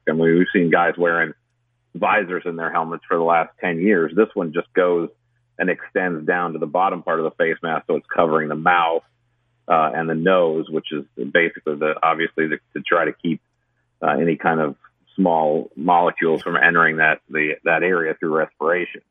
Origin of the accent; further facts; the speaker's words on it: Michigan, United States; now in South Carolina, United States; I grew up in Michigan